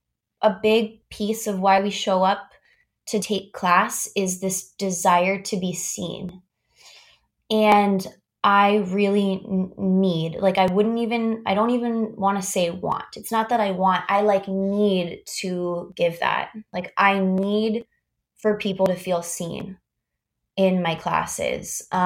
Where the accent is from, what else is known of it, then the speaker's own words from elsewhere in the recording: Augusta, Georgia, United States; I went to a fine arts high school, really cool high school, in my hometown, Augusta, Georgia, called Davidson Fine Arts.